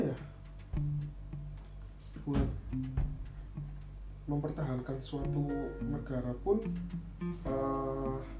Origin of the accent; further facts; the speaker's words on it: Java, Indonesia; ya dewi wong Jawa emang kita tuh orang Jawa yang nggak lepas dari hubungan sosial